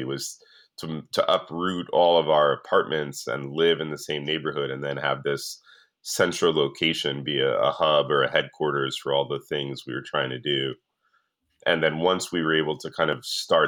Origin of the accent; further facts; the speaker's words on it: New York, United States; I'm from New York, I grew up in New York